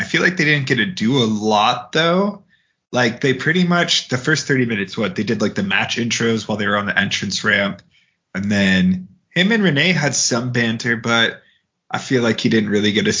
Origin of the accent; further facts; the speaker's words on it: Seattle, Washington, United States; moved away as an adult; I am from Seattle, so you know, I moved away in December